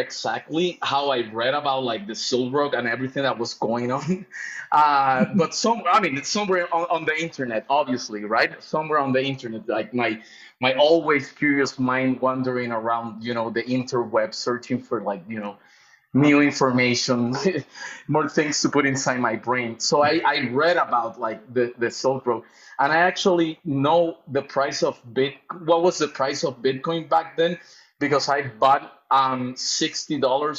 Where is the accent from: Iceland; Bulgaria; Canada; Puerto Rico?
Puerto Rico; also born or lived in London, United Kingdom; now in Mexico; I'm actually from Puerto Rico. I was raised in Puerto Rico, even though I've been living for the longest year in Mexico.